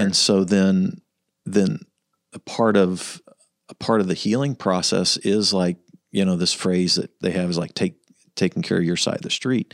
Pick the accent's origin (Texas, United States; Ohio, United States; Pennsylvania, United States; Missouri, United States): Missouri, United States; Kansas City; we grew up in the North Land